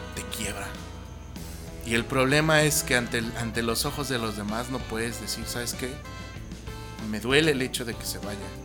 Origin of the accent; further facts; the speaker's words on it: Mexico; aquí en México